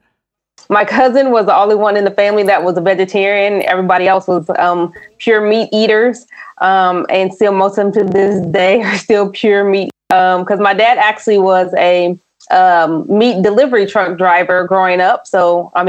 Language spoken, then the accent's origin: English; Indiana, United States; also born or lived in Tennessee, United States; now in Bay Area, United States; I grew up in Indiana, but I lived in Tennessee for a while